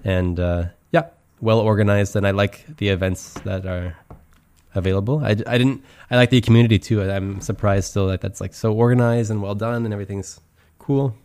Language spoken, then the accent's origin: English; Canada; moved away as an adult; also born or lived in Switzerland / Germany; now in Brussels, Belgium; I'm from Canada. Uh, I live in Belgium right now. I live in Brussels